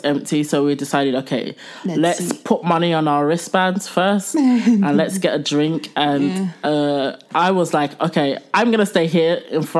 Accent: Croydon, London, United Kingdom; He is from my hometown. He's from South London, Croydon.

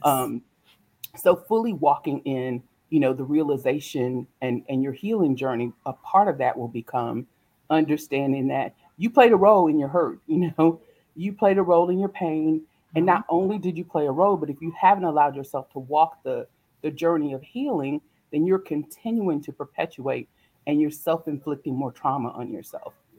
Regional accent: South Carolina, United States; I am actually born and raised in South Carolina

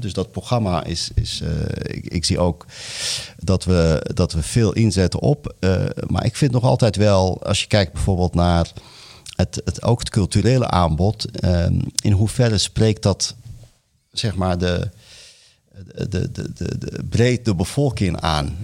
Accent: Morocco; now in Netherlands; in Marokko waar ik vandaan kom

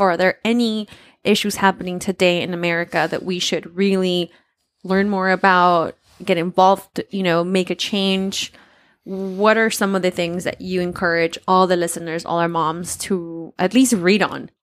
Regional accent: Oaxaca, Mexico; moved away; I grew up, you know, and I came from Oaxaca

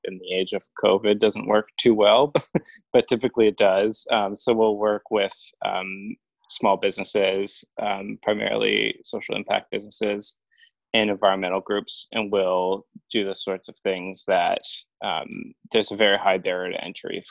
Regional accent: Central Ontario, Canada; moved away as an adult; also born or lived in British Columbia; I grew up in Central Ontario, actually, and I moved out here a few years ago

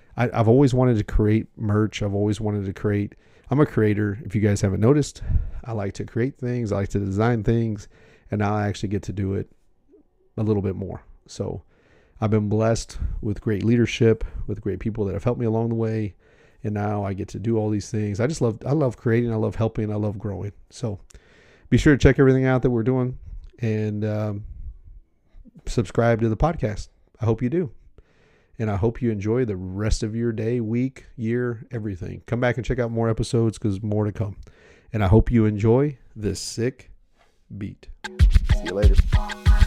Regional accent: United States; I'm American

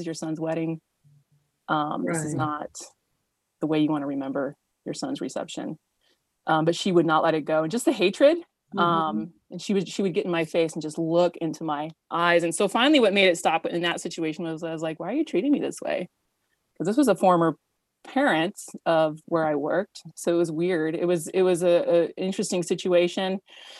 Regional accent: Paradise, California, United States; also born or lived in Nevada / Santa Rosa, California; now in Auburn, United States; I grew up in Paradise, California

